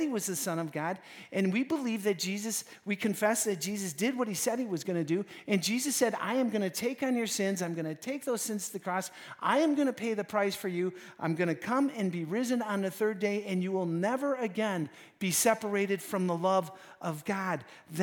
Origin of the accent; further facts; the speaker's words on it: Wisconsin, United States; We're from Wisconsin